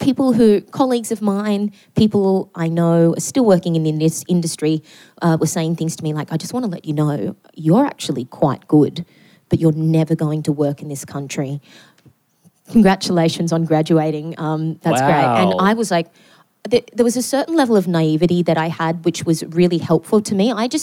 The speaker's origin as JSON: {"language": "English", "town": "Newcastle", "region": "North East England", "country": "United Kingdom", "tie": "born or raised there", "said": "even though I grew up in Newcastle in a very working class family"}